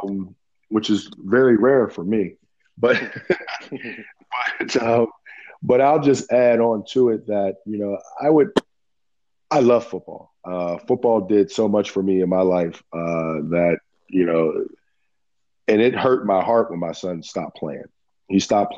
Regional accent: Pittsburgh, Pennsylvania, United States; moved away as an adult; now in Maryland, United States; I'm from Pittsburgh, PA. I moved down here to Maryland in 95.

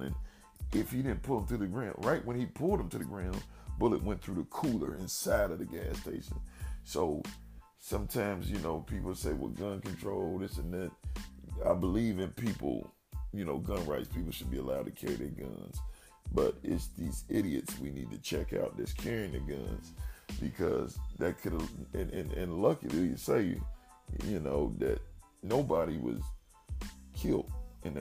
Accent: Dayton, Ohio, United States; my hometown, Dayton, Ohio

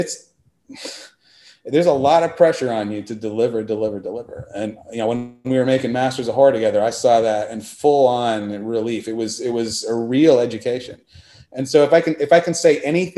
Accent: Texas, United States; also born or lived in Fayetteville, Arkansas; we're from Texas

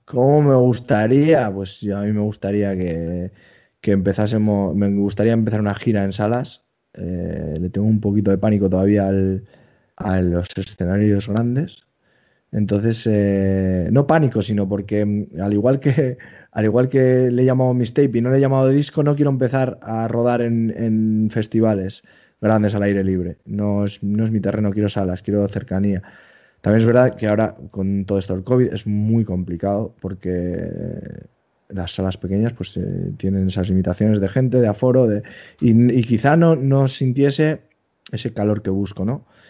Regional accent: Basque Country, Spain; soy vasco

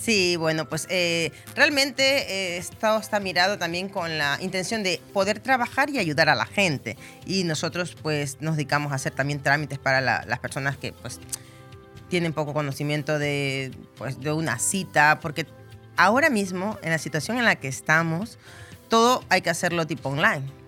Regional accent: Ecuador; moved away as an adult; now in Benidorm, Spain; soy de Ecuador, pero vivo 20 años aquí en Benidorm

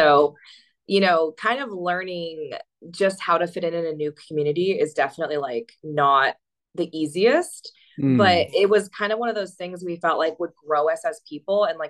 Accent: California, United States; moved away as an adult; I'm from California. I've lived there my whole life

